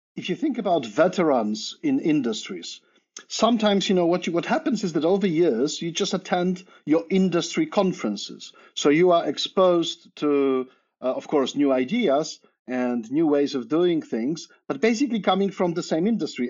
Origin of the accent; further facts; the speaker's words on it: Poland; moved away as an adult; also born or lived in Cambridge, Massachusetts, United States; now in Oxford, United Kingdom; I'm originally Polish. So I grew up in Poland